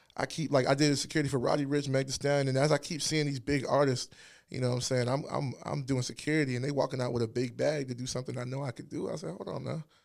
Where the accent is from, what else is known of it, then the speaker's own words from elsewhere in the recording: Alexandria, Virginia, United States; moved away as an adult; also born or lived in Washington, D.C. / Hampton, Virginia / Ghana (ancestry); now in Richmond, United States; I'm from Virginia. I lived in Northern Virginia.